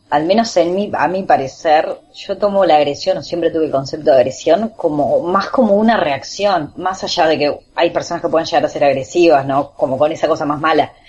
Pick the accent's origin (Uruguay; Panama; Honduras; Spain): Uruguay; somos uruguayos